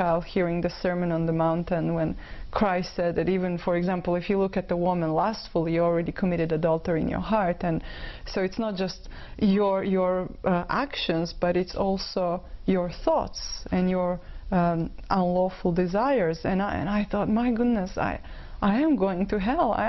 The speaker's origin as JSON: {"language": "English", "country": "Croatia", "tie": "born or raised there", "moved": "yes", "lives_now": "Vancouver, Canada", "said": "I was born in Croatia, which is a beautiful country, and it is, I'd say, 99% Catholic. We are traditional Catholics"}